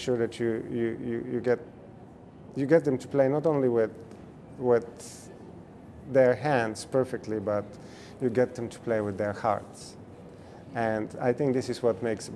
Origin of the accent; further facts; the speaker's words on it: Bulgaria; now in United States; my home country, Bulgaria